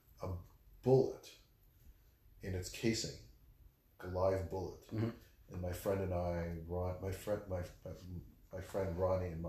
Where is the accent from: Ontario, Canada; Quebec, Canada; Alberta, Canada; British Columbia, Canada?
Quebec, Canada; Montreal; also born or lived in Tel Aviv, Israel / Ramat Gan, Israel; now in Washington, D.C., United States; I live in DC, born in Tel Aviv, raised in Montreal.